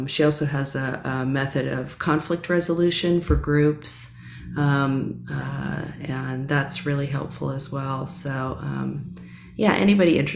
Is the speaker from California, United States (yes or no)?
yes; Southern California, United States; moved away; also born or lived in New York City; I grew up in Southern California.